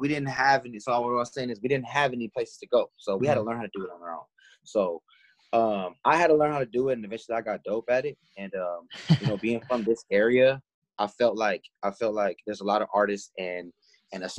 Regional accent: Moreno Valley, California, United States; I'm from Moreno Valley

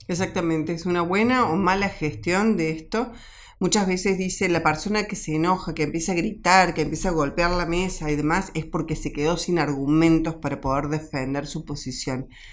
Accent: Argentina; yo hoy como, como mamá, como argentina

